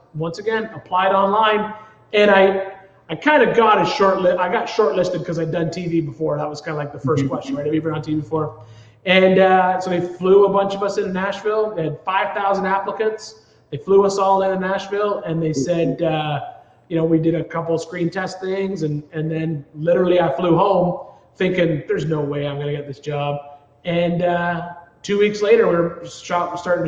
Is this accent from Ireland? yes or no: no; Smiths Falls, Ontario, Canada; moved away; I grew up in Ontario, born there, a small little town called Smiths Falls, Ontario